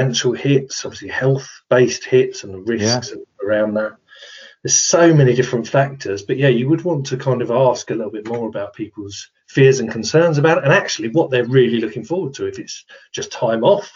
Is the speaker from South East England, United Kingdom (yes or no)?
yes; Kent, South East England, United Kingdom; I'm from Kent